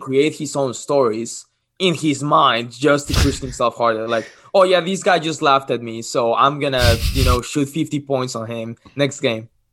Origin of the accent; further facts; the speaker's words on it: Cancun, Quintana Roo, Mexico; English is a second language; moved away as an adult; also born or lived in Los Cabos, Mexico; now in Lincoln, United States; I'm from Mexico. Uh, I was born in Los Cabos, moved to Cancun, where I lived since I was six years old